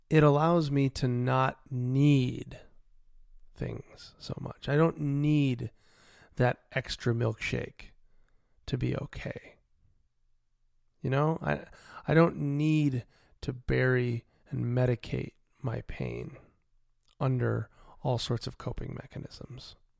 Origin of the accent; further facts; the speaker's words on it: United States; I'm an American citizen